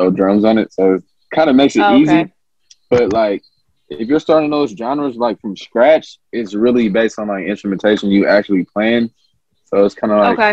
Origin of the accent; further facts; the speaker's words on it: Bay Area, California, United States; I grew up in the West Coast, the Bay Area, so I'm heavily influenced by the Bay Area sound